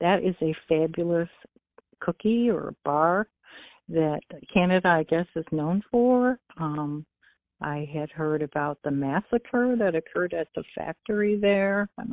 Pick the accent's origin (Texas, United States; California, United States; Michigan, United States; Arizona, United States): Michigan, United States; I'm from Michigan, right across the lake